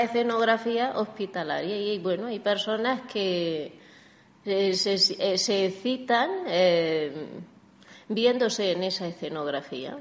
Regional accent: Granada, Andalusia, Spain; now in Barcelona, Spain; yo como soy de Andalucía, soy de Granada

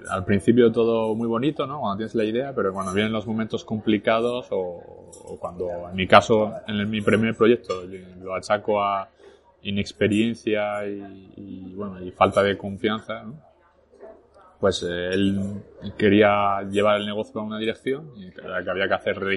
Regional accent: Arras, Hauts-de-France, France; born there; first language French; Spanish is a second language; Nací en Francia. Yo ¿Naciste en Francia? Yo, de hecho, mi primer idioma que aprendí fue el francés. Eh. nací en el 84, como te digo, en Arras, que está a una hora de París, al norte.

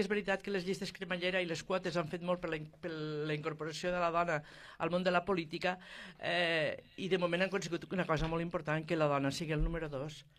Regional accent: Terres de l'Ebre, Catalonia, Spain; els de les Terres de l'Ebre

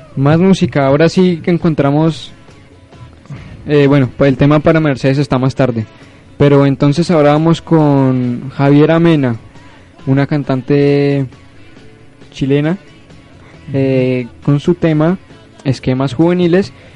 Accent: Cali, Valle del Cauca, Colombia; now in Florencia, Colombia; Nací en Cali, Valle del Cauca, 24 de enero del 94.

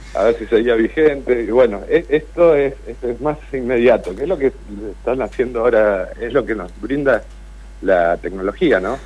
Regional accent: Comodoro Rivadavia, Chubut, Argentina; now in Puerto Madryn, Argentina; yo soy de Comodoro Rivadavia, pero vivo acá desde el 2011

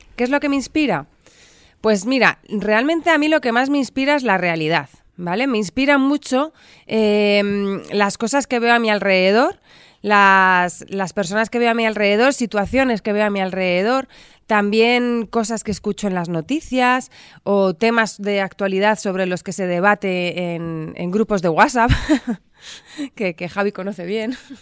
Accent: Madrid, Community of Madrid, Spain; Yo nací en Madrid

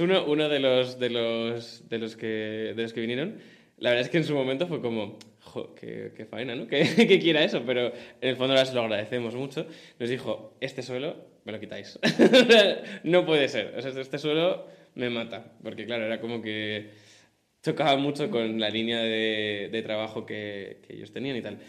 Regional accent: Madrid, Community of Madrid, Spain; yo vivo con mis padres, pero tengo la suerte que soy de Madrid

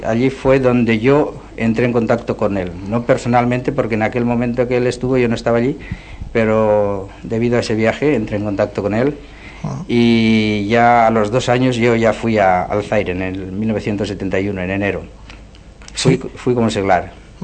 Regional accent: Puente la Reina, Navarre, Spain; moved away as an adult; now in Zaire; soy de Puente la Reina

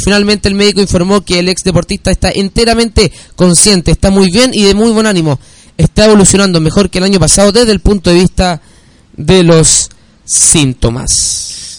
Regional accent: Chile; como buen chileno

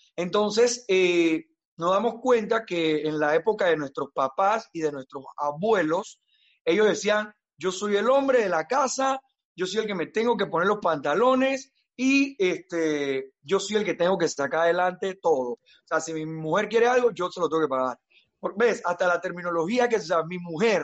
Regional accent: Panama

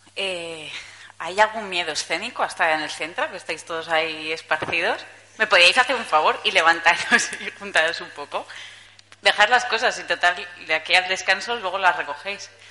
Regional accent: Zaragoza, Aragon, Spain; tengo 30 años, soy de Zaragoza

